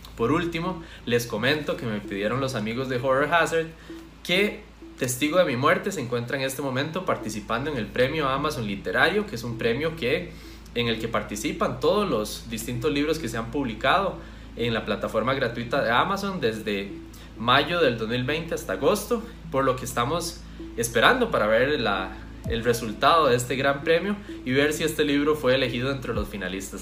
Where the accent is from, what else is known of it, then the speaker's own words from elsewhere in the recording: Costa Rica; soy autor costarricense